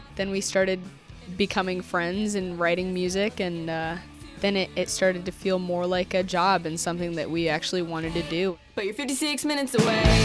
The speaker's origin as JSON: {"language": "English", "town": "Akron", "region": "Ohio", "country": "United States", "tie": "born or raised there", "said": "I grew up in Highland Square"}